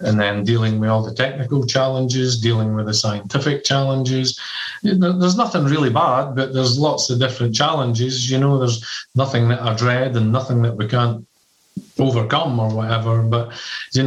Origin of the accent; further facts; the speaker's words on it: Scotland, United Kingdom; moved away; also born or lived in United States / Singapore; I'm from Scotland. I've lived in America. I've lived in Singapore